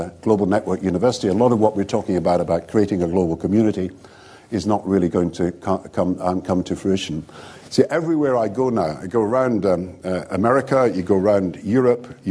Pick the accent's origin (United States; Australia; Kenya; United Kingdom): United Kingdom; Scotland; I'm Scottish and British